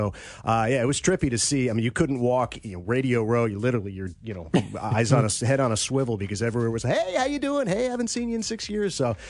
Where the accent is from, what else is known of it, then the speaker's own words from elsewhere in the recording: West Coast, United States; also born or lived in Chicago; I was born in Chicago, but I lived there for a year, and I've been most of my life on the West Coast and a little bit on the East Coast.